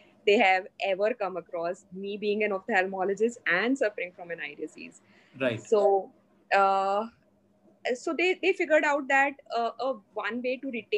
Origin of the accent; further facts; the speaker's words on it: Mumbai, Maharashtra, India; also born or lived in Hyderabad; So I'm from Mumbai. I'm basically from Mumbai.